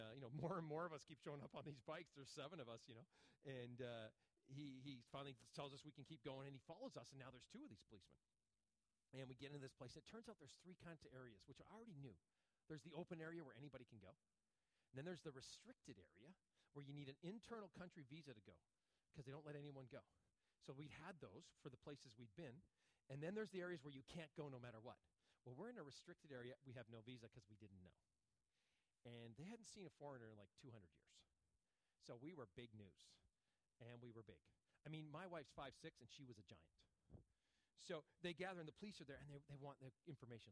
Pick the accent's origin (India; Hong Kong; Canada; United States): United States; I'm an American.